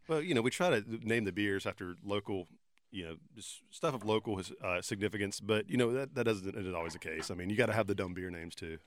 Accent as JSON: {"language": "English", "town": "Sanford", "region": "North Carolina", "country": "United States", "tie": "born or raised there", "said": "in my hometown"}